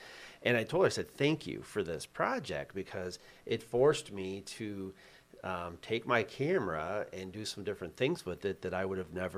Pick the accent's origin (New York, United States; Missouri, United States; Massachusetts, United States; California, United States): Missouri, United States; And I grew up in Missouri, the show me state.